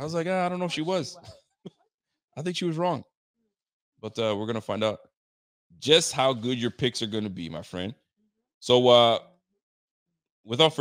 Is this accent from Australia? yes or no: no; Canada